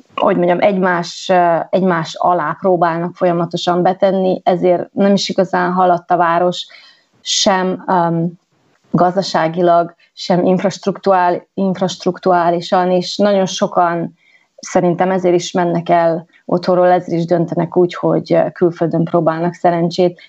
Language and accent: Hungarian; Gheorgheni, Harghita County, Romania; moved away as an adult; also born or lived in London / New York / French Alps; Gyergyó Szent Miklóson Erdélyben születtem, egy kisvárosban, és uh, miután ott elvégeztem én az iskolát